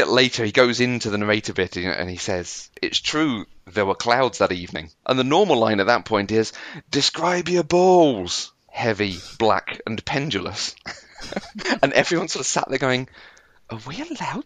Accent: United Kingdom; I'm very British

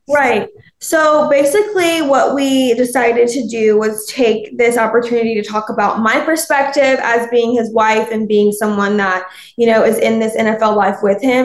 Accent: Alabama, United States; I'm from Alabama

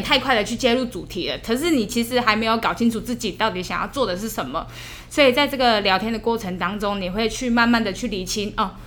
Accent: Yilan County, Taiwan; 我本来是先考虑是在我的家乡，嗯。我的宜兰那边工作

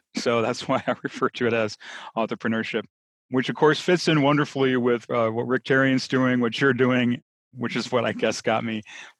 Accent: Midwest, United States; moved away as an adult; also born or lived in New Orleans; So I grew up in a very stereotypical Midwest small town, sort of a single industry town, and went to a big township high school and went away because I wanted to get out of that small town desperately from as far back as I can remember.

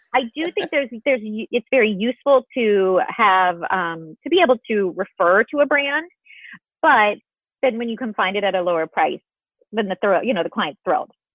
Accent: Illinois, United States; I grew up in Illinois

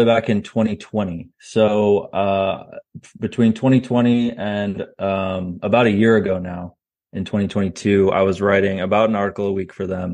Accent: Virginia, United States; also born or lived in Canada / Austin, Texas; now in Texas, United States; where'd you grow up? That's kind of the short answer is Virginia

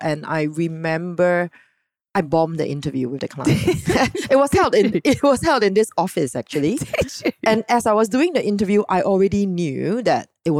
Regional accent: Singapore; being typical Singaporean

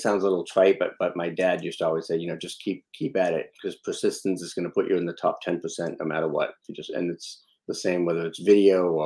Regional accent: Boston, Massachusetts, United States; I grew up in Boston, but in a really Italian neighborhood in Boston.

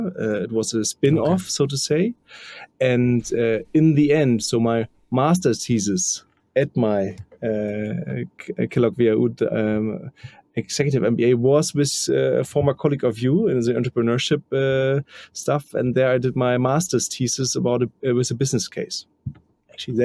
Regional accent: Germany; now in Hamburg, Germany; I live in Hamburg and also grow up quite near to Hamburg

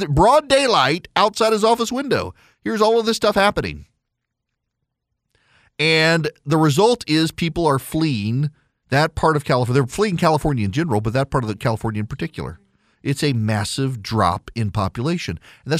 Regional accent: Dubai, United Arab Emirates; I am not well traveled in the United States. I grew up in Dubai.

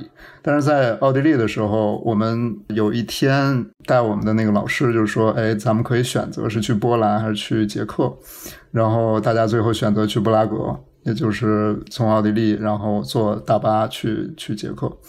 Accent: Northeast China, China; 它和我小时候在东北吃到的那个猪肉炖酸菜一模一样

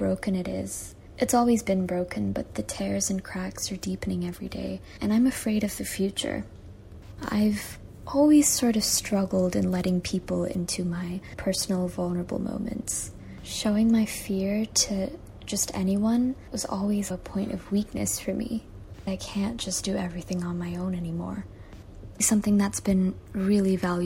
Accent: Malaysia; also born or lived in Singapore / Nepal / New York; I was born and raised in Malaysia, and that's where I am right now

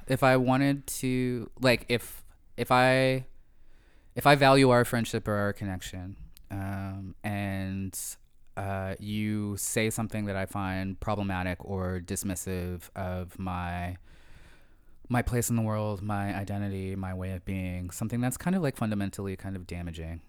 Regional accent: Sharon Hill, Pennsylvania, United States; moved away as an adult; also born or lived in Philadelphia; now in Toronto, Canada; I grew up in a small town right outside of Philadelphia. I grew up in Sharon Hill, Pennsylvania.

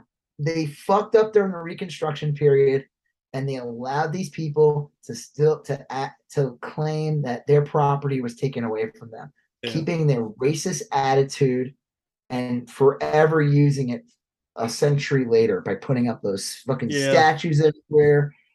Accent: Long Island, New York, United States; also born or lived in Texas; I never met more racist people than I did growing up in Long Island.

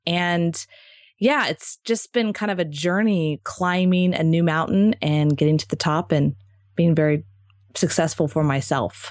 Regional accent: Texas, United States; also born or lived in Marco Island, Florida; now in Austin, United States; I'm from Texas, so it was kind of like coming back home

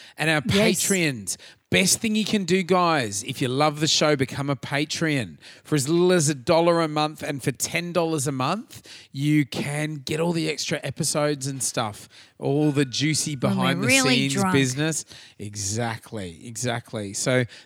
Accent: Australia; we're Aussie battlers

